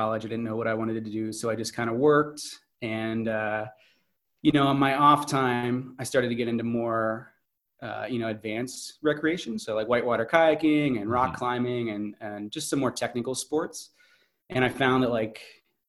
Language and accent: English; Snow Shoe, Pennsylvania, United States; So I grew up in central Pennsylvania, near State College, which is where Penn State University is at. I grew up in a little old coal town called Snowshoe.